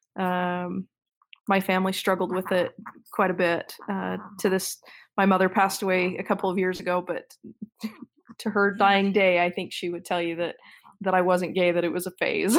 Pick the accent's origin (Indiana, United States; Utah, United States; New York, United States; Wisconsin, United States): Utah, United States; Midvale; I was born and raised in Midvale